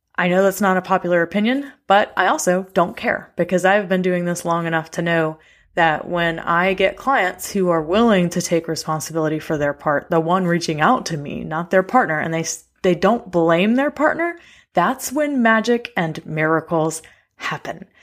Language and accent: English; the South, United States; I got raised in the South with a blue-collar daddy who worked his butt off when I was growing up